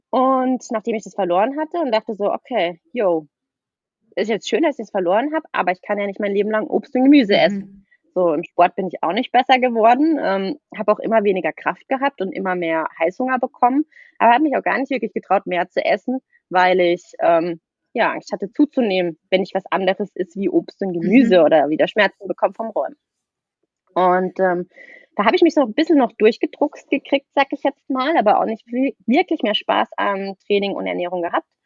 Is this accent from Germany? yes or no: yes; Baden-Württemberg, Germany; ich komme aus der Nähe von Freiburg